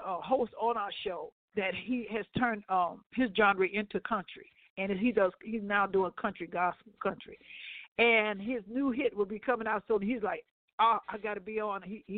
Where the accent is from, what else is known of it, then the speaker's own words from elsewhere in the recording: Ohio, United States; He don't know that I'm from Ohio.